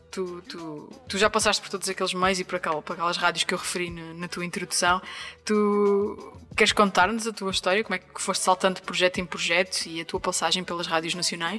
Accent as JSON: {"language": "Portuguese", "town": "Angra do Heroísmo", "region": "Azores", "country": "Portugal", "tie": "born or raised there", "moved": "as an adult", "said": "em Angra do Heroísmo, na Ilha Terceira, Açores, a terra onde nasci e vivi até aos meus 18 anos"}